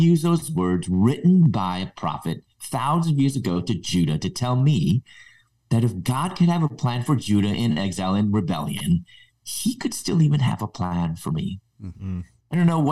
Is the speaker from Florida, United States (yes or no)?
no; Chicago, Illinois, United States; moved away as an adult; also born or lived in Louisville; In my early 20s, I moved from Chicago, where I was originally from, to Louisville